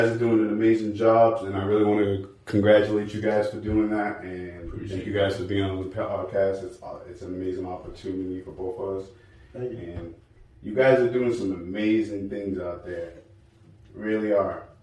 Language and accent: English; Bedford, Massachusetts, United States; born and raised in Bedford, Massachusetts.